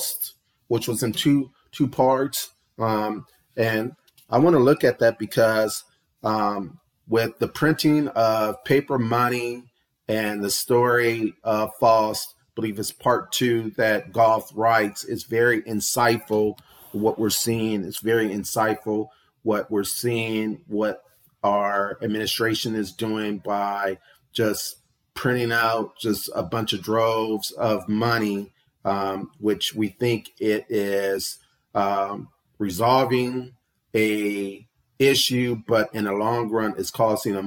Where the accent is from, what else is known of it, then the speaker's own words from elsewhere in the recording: United States; we as the American people